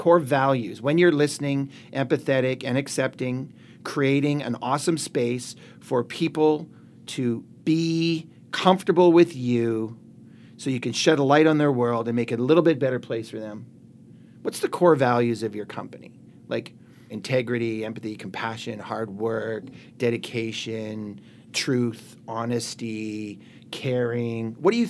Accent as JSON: {"language": "English", "country": "Canada", "said": "we're good Canadian kids out there"}